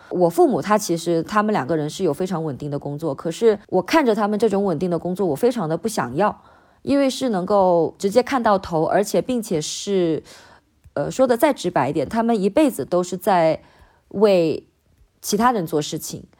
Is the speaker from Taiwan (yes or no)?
no; Hainan, China; 我其实是在一个小岛上面长的，就我老家是海南的嘛。然后我从小就住校